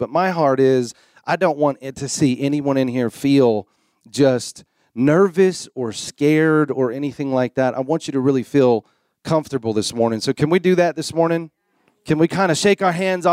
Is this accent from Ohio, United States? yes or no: no; Florida, United States; moved away; I'm a Florida boy. I'm a Southern boy